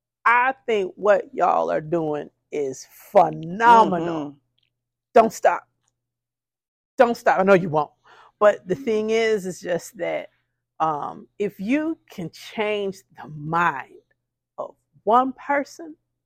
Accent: Chicago, Illinois, United States; being from Chicago

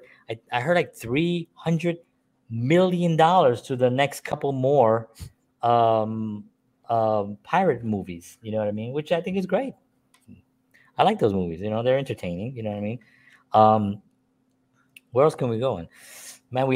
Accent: New York City, New York, United States; a Puerto Rican man born and raised in the South Bronx

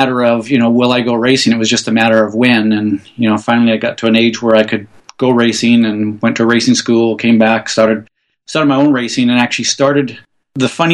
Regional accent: Vancouver, British Columbia, Canada; I'm from Vancouver, Canada

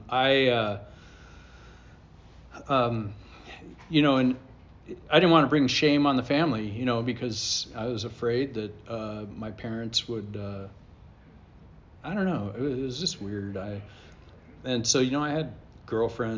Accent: Huntington Park, California, United States; moved away as an adult; also born or lived in Cincinnati, Ohio / Sarasota, Florida; now in Austin, United States; we grew up in East LA in a little town called Huntington Park

